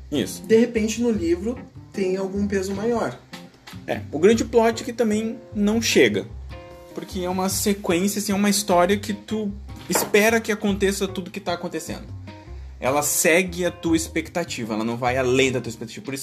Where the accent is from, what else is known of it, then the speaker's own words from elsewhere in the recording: Rio Grande do Sul, Brazil; sim, nós somos gaúchos.